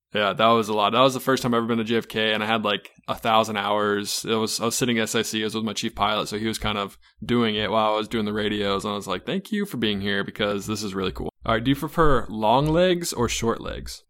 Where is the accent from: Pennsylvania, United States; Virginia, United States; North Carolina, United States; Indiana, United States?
North Carolina, United States; Charlotte; I'm an East Coast kid, so I grew up in Charlotte my whole life